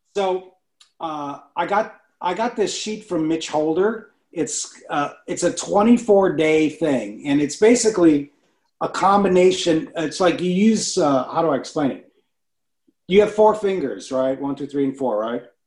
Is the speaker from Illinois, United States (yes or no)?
yes; Chicago, Illinois, United States; I grew up in Chicago